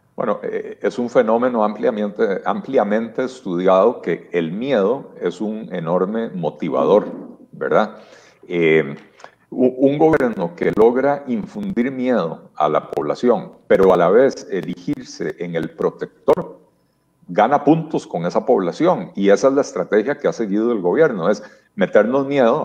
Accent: Costa Rica; lo que somos los costarricenses

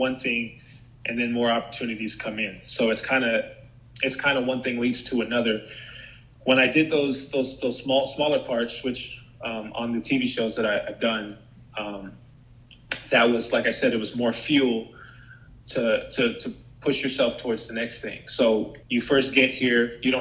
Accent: San Francisco Bay Area, California, United States; moved away as an adult; now in Los Angeles, United States; I'm from San Francisco Bay Area.

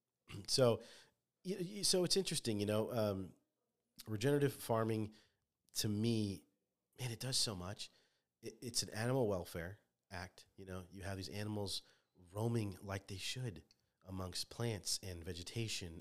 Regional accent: Orange, California, United States; moved away as an adult; now in Indiana, United States; born and raised in Orange of Orange County, which is Southern California

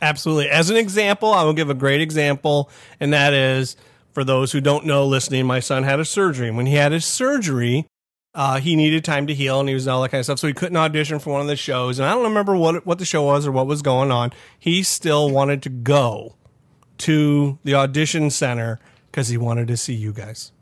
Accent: Rising Sun, Ohio, United States; I'm from, you know, Kansas, Ohio, Rising Sun, Ohio

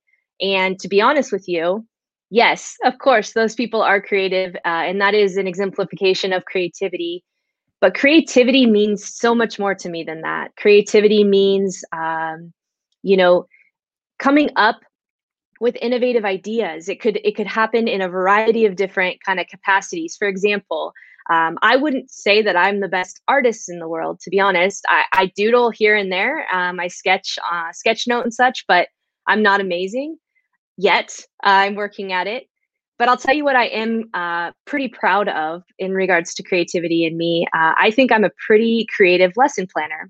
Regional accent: Central California, United States; I'm from Central California, pretty much right smack dab in the middle of the state

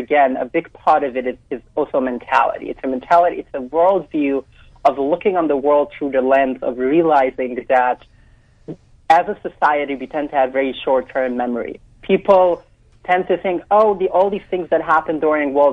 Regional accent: New York City, New York, United States; I grew up in Williamsburg in Brooklyn.

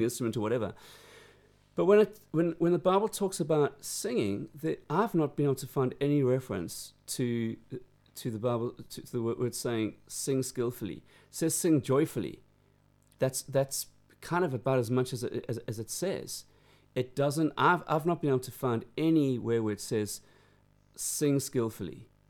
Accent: Durban, KwaZulu-Natal, South Africa; now in United Kingdom; growing up in South Africa

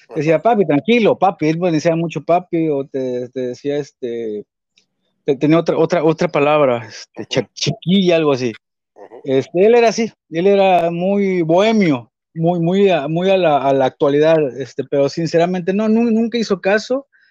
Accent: Veracruz, Mexico; así somos los jarochos.

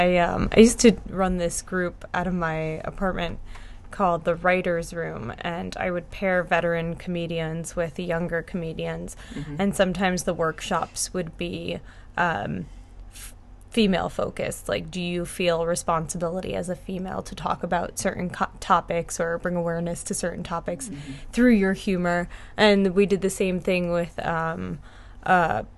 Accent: Dumont, New Jersey, United States; also born or lived in Hoboken, New Jersey; I grew up in Bergen County and New Jersey in Dumont, but I was born in Hoboken

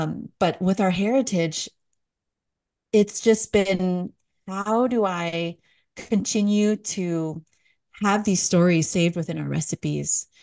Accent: San Jose, California, United States; moved away as an adult; also born or lived in New York / Washington, D.C. / Albuquerque, New Mexico; now in East Tennessee, United States; We're bo-, born and raised in San Jose, California, so the heart of Silicon Valley

